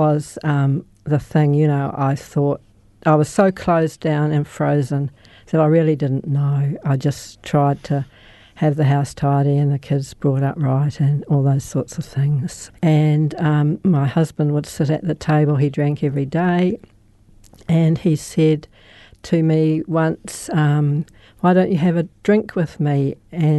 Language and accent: English; Christchurch, Canterbury, New Zealand; I was born in Christchurch